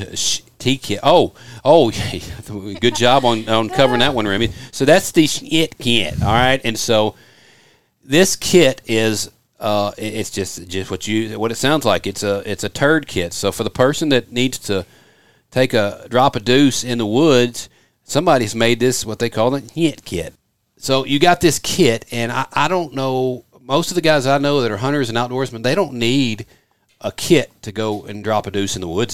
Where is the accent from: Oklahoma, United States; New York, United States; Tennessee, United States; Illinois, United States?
Tennessee, United States; Memphis; moved away; growing up outside of Memphis, Tennessee